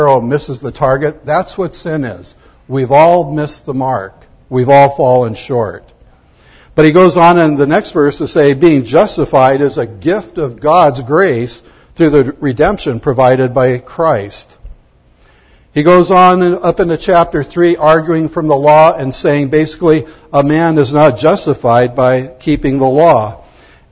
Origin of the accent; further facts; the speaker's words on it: United States; I'm proud to be an American